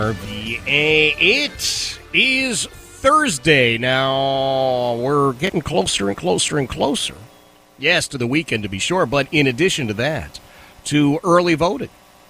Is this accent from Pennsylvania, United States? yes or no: yes; Philadelphia, Pennsylvania, United States; now in Richmond, United States; each of us growing up in Philadelphia